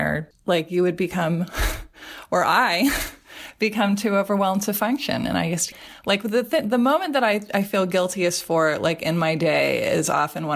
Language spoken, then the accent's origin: English; Portland, Oregon, United States; also born or lived in Honolulu, Hawaii; now in Las Vegas, United States; I grew up in Portland, Oregon